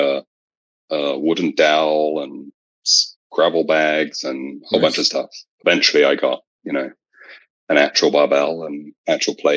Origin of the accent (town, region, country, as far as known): England, United Kingdom; moved away as an adult; now in California, United States